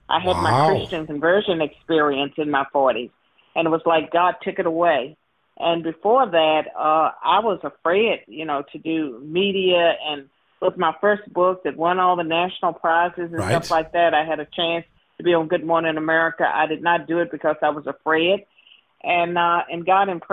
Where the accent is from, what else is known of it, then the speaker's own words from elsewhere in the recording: Virginia, United States; I was born and raised in Virginia